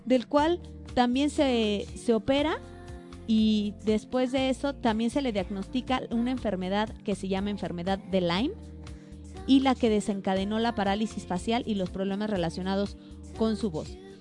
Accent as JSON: {"language": "Spanish", "country": "Mexico", "said": "como mexicanos"}